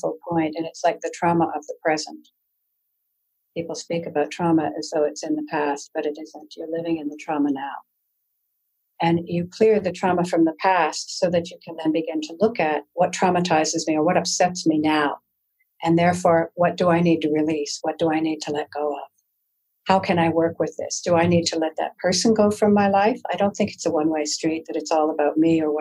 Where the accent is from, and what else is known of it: Canada